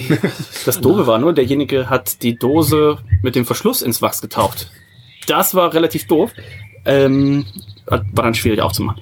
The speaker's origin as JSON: {"language": "German", "town": "Odenthal", "region": "North Rhine-Westphalia", "country": "Germany", "said": "bei uns in Odenthal"}